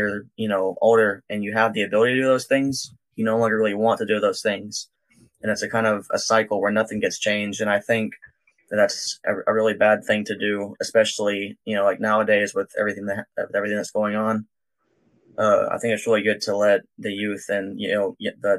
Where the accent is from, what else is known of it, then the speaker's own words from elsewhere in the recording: Georgia, United States; also born or lived in Sharpsburg, Georgia / Atlanta, Georgia; I was born in Georgia